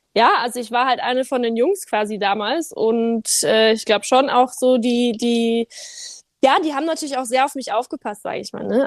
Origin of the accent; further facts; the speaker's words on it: Cham, Bavaria, Germany; accent: Bavarian; habe ich äh, natürlich einen leichten bayerischen Akzent noch. Ich bemühe mich, Hochdeutsch zu sprechen, aber ich komme ja eigentlich aus Bayern